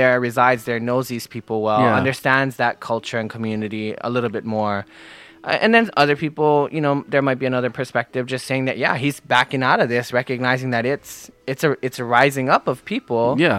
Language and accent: English; Oahu, Hawaii, United States; I am born right here on Oahu. I'm a resident full-time. My whole life has been spent here in Hawaii. I live in Waimanalo. My family is many generations back as far as Hawaiian culture.